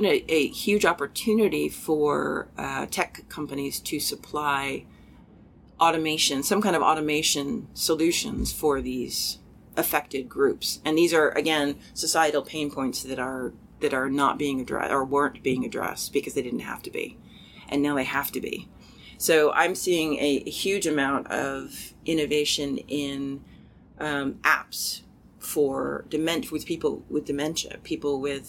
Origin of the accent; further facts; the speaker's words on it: United States; I am American